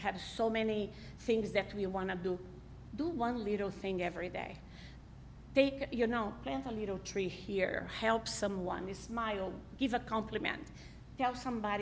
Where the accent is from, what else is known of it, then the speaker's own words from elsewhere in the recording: Brazil; also born or lived in Israel; now in United States; I'm originally from Brazil